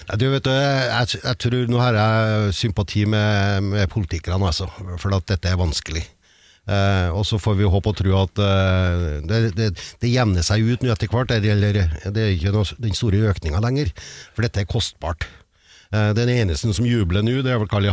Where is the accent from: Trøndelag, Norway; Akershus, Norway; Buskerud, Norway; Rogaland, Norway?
Trøndelag, Norway; accent: trønder; snakker jeg som en trønder